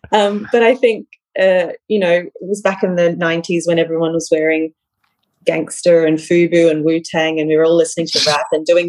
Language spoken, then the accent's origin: English; Darwin, Northern Territory, Australia; moved away as an adult; also born or lived in Scotland; growing up in Darwin